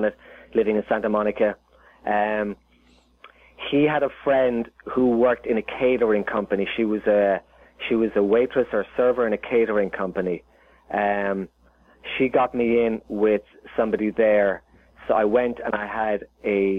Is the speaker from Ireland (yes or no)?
yes; Ireland; moved away as an adult; now in Los Angeles, United States; Growing up in Ireland